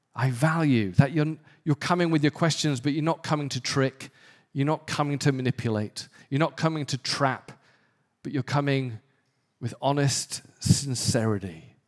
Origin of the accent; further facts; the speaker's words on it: the north of England, United Kingdom; moved away; somewhere in the north of England